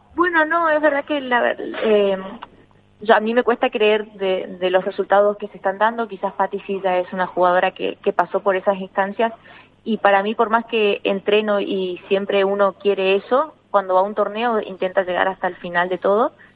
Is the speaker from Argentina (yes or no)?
yes; Argentina; now in Spain; poder ser un referente en mi país